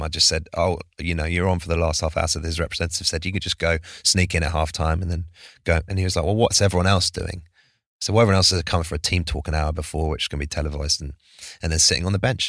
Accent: United States; born in the States

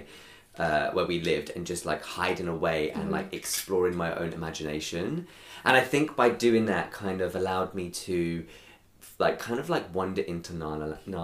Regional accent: London, United Kingdom; I am from North London through and through. So a little place called Crouch End

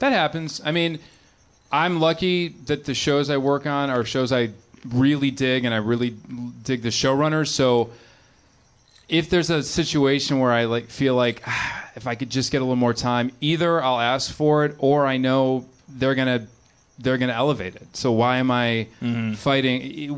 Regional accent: Chicago, Illinois, United States; I grew up in the suburbs of Chicago. I grew up in John Hughes country

